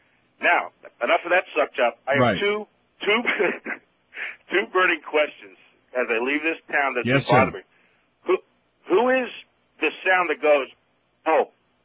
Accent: Florida, United States; First of all, I was born and raised in South Florida.

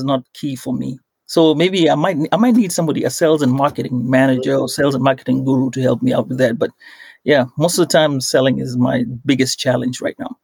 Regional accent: Coast, Kenya; now in United States; growing up in Kenya

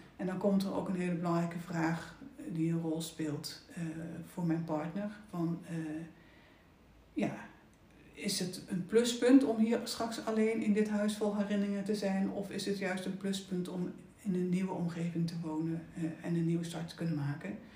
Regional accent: Oosterbeek, Gelderland, Netherlands; moved away; ik ben opgegroeid in Oosterbeek. Nou, mooi, mooi groen dorp. Eh, eh, ik heb school zitten in Arnhem

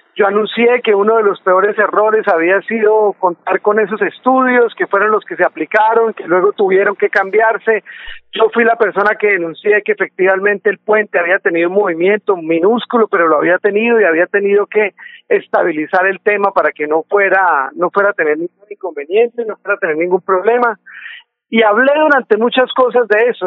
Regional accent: Santander, Colombia; nosotros como santandereanos

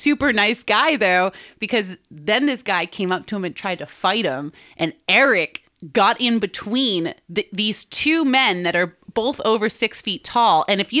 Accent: Boston, Massachusetts, United States; now in Los Angeles, United States; we're all from Boston.

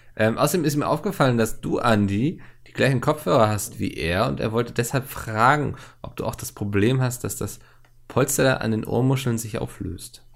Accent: Germany; ich bin sehr oft früher in Lüneburg gewesen, weil das von meiner Heimatstadt wirklich ein, ich will fast sagen, Katzensprung war

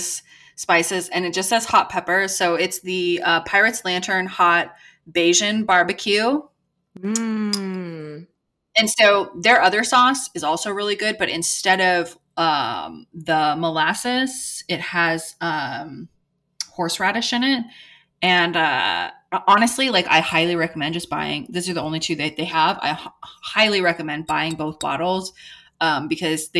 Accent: Seattle, Washington, United States; I'm from Washington State, Seattle area

